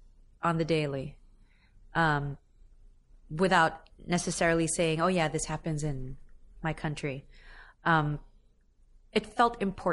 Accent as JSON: {"language": "English", "country": "Philippines", "said": "I mean, I come from an island nation. I come from the Philippines."}